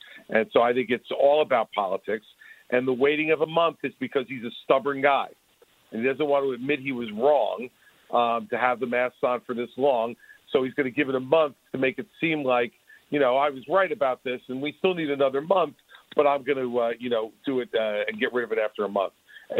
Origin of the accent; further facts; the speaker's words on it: New Jersey, United States; my home state.